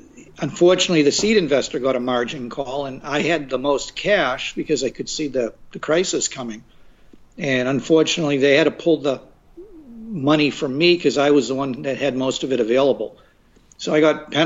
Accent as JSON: {"language": "English", "town": "Revere", "region": "Massachusetts", "country": "United States", "tie": "born or raised there", "also_born_or_lived": "Chicago, Illinois", "moved": "as an adult", "lives_now": "Los Angeles, United States", "said": "I grew up in Boston and grew up in a city called Revere, which is North Side, primarily Italians"}